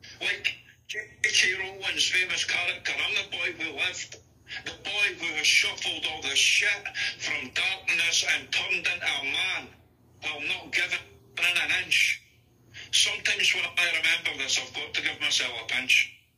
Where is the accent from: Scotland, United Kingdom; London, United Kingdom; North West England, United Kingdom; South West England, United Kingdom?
Scotland, United Kingdom; accent: mixed Scottish; I've lived in like 4 different areas in Scotland as well. That's why, like, my accent's just a mixture of loads of different areas, loads of different accents.